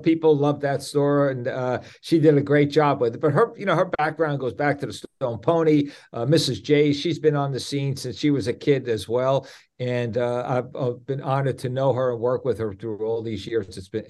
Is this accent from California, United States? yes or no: no; Jersey Shore, New Jersey, United States; I was born and raised in New Jersey, grew up on the Jersey Shore.